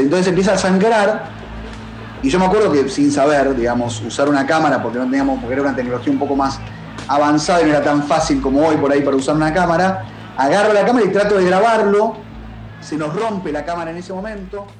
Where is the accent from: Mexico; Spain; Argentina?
Argentina; en tu país todo el tiempo pasan cosas, en en Argentina pasan